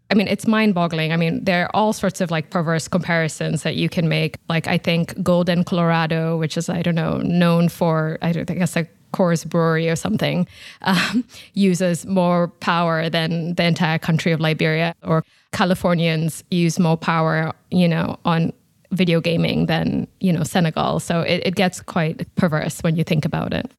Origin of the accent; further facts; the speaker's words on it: Nairobi, Kenya; moved away; I'm originally from Nairobi in Kenya, so I'm, I'm from Africa